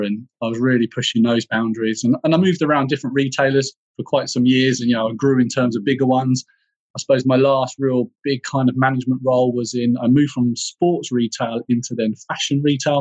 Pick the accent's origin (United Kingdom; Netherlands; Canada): United Kingdom; Bedfordshire, East of England; for me, um, home was in Bedfordshire in the UK